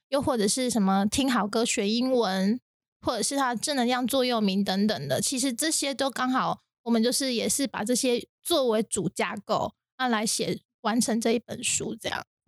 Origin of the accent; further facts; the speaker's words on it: Taiwan; 跟我们现在台湾，土生土长的台湾是一样的